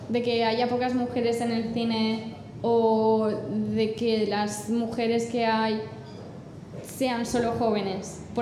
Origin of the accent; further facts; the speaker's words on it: England, United Kingdom; Spanish is a second language; Además, yo soy inglesa y, a mí el, mi humor, el que más me gusta es el británico, que es súper seco